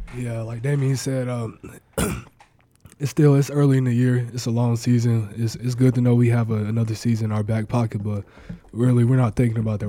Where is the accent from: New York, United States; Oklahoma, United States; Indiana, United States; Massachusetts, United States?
Oklahoma, United States; Mustang; moved away as an adult; now in Nebraska, United States; my home state